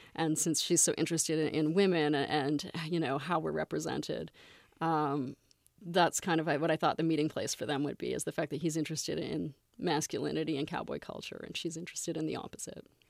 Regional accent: Canada; moved away; I grew up in Canada, so I'm very familiar with Toronto

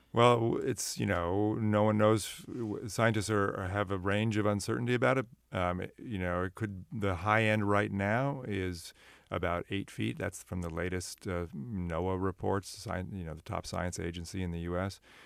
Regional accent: Sunnyvale, California, United States; I grew up in Sunnyvale and was in Santa Cruz all the time.

